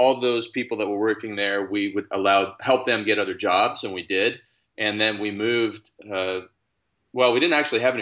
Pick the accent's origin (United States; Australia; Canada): Canada; I'm actually Canadian. I live in Canada.